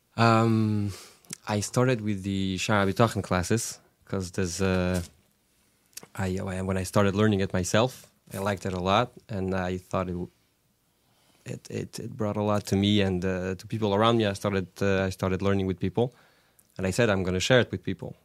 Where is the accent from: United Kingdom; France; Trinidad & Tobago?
France; Orly, Île-de-France; English is a second language; moved away; also born or lived in Brunoy / Morristown; I grew up in the, in one of, uh, Paris suburbs, which is called Orly